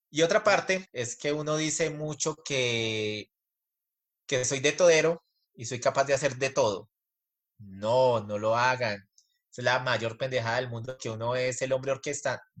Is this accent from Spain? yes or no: no; Colombia; tanto … como … somos colombianos y nos va bien en cualquier cultura que vayamos alrededor del mundo